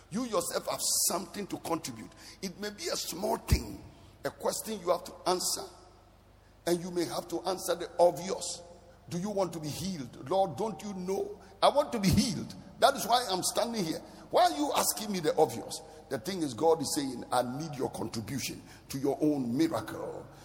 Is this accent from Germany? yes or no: no; Bolgatanga, Upper East, Ghana; So maybe I grew up in Bolgatanga. That is where my life started.